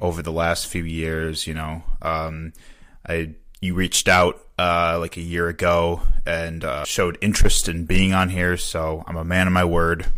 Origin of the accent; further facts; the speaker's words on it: Chicago, Illinois, United States; also born or lived in Wisconsin; now in Milwaukee, United States; it was definitely not a monolithic experience growing up around Chicago